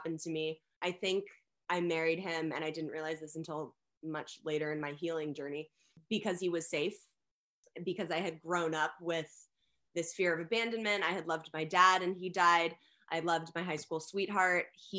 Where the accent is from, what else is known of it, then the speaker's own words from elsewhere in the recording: Los Angeles, California, United States; I grew up in Los Angeles. I was born and raised here